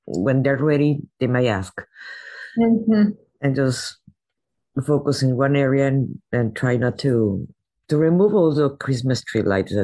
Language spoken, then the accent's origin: English; Mexico; now in United States; I was raised in Mexico.